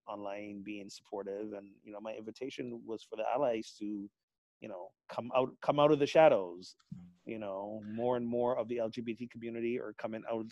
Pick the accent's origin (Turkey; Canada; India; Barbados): Barbados; moved away; my home country of Barbados